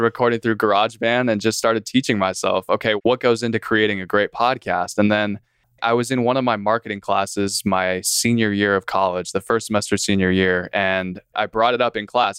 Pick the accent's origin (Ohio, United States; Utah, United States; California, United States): California, United States; San Diego; moved away as an adult; now in Fort Worth, United States; I'm San Diego born and raised, ended up in Texas